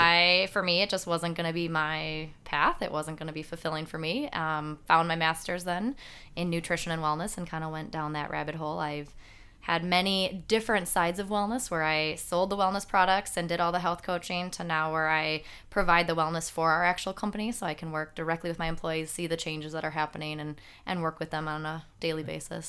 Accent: Franklin, Wisconsin, United States; born and raised here in Franklin. Uh, been here my whole life

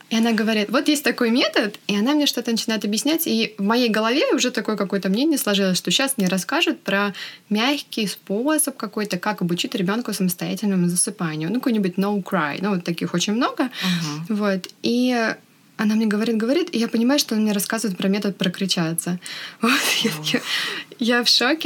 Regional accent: Russia; moved away as an adult; now in California, United States; Мы обе родом из России, но сейчас живем в Америке. Я живу в Калифорнии примерно полтора года

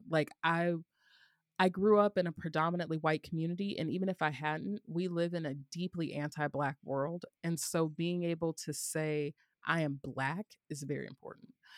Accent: the South, United States; growing up in the South

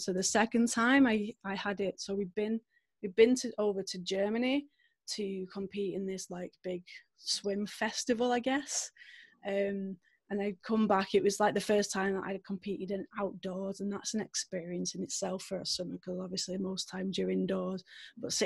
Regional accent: Manchester, North West England, United Kingdom; maybe you can tell from my accent a little bit, I'm from the UK. I'm from a little place called Manchester. So that's home for me

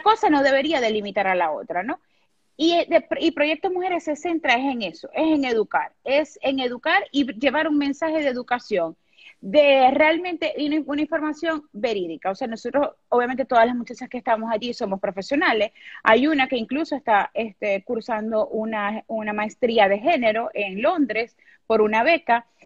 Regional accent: Venezuela; also born or lived in Maracaibo, Venezuela; vivo en Venezuela, soy venezolana, vivo en una ciudad que se llama Maracaibo.

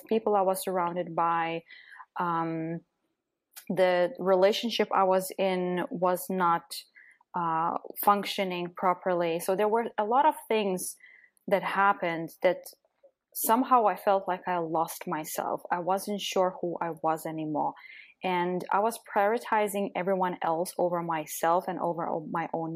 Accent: Lithuania; moved away; also born or lived in Belgium / Netherlands / Germany / Austria; I'm originally from Lithuania

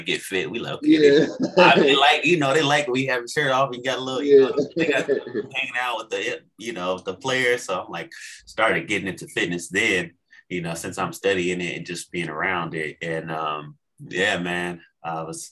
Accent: Arizona, United States; born and raised in Arizona

